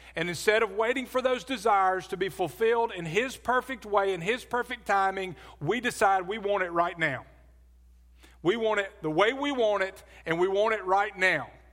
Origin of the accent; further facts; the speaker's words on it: Birmingham, Alabama, United States; also born or lived in Adamsville, Alabama; As a kid, I grew up in Birmingham. I lived in, uh, Forestdale, which is southwest, a suburb of, uh, southwest of Birmingham